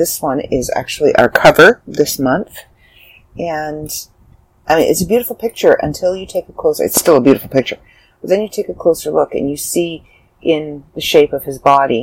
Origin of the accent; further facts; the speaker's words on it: Canada; I'm Canadian